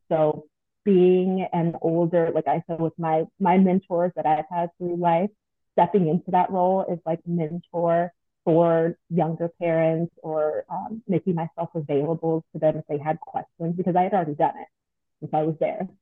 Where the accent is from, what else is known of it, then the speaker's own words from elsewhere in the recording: Long Beach, California, United States; moved away as an adult; now in Atlanta, United States; I'm actually from Long Beach, California.